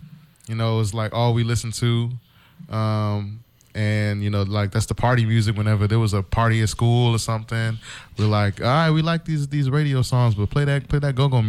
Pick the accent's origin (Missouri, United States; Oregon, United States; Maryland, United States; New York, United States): Maryland, United States; Prince George's County; My family's from D.C. I grew up right outside of D.C. in Prince George's County, Maryland.